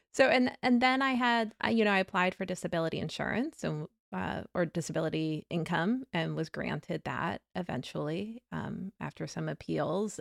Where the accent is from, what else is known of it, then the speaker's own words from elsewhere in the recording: the South, United States; growing up in the South